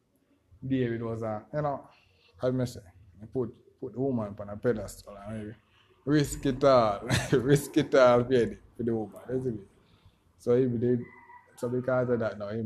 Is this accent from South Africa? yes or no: no; Jamaica; I'm from Jamaica.